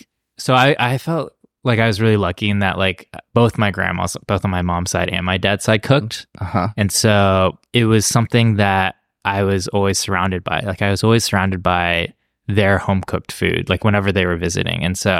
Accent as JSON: {"language": "English", "town": "Cincinnati", "region": "Ohio", "country": "United States", "tie": "born or raised there", "also_born_or_lived": "Texas"}